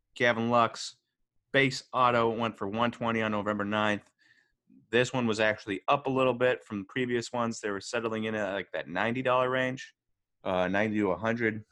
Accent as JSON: {"language": "English", "region": "Wisconsin", "country": "United States", "said": "we're from Wisconsin"}